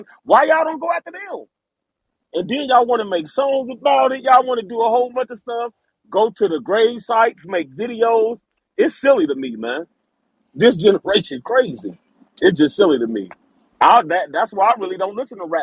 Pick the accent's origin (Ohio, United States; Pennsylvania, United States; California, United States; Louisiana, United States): Ohio, United States; Cincinnati; I'm from Cincinnati, Ohio